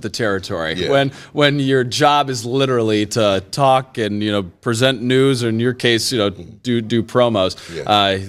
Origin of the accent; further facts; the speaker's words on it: Northern Illinois, United States; accent: Canadian; now in Cleveland, United States; I'm from Northern Illinois, so it's right near Wisconsin, and, you know, growing up, I was like, I have no accent. I am a Midwest boy